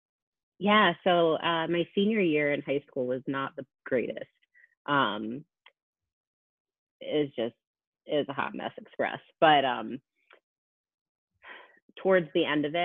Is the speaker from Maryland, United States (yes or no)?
yes; Maryland, United States; From Maryland